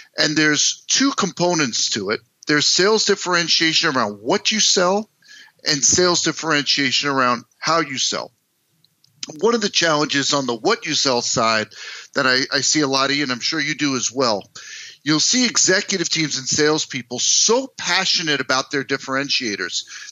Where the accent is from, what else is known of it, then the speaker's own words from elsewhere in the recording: United States; moved away as an adult; also born or lived in New York City, United States / New Jersey, United States; now in Minneapolis, United States; I grew up in East Coast, New York City, New Jersey.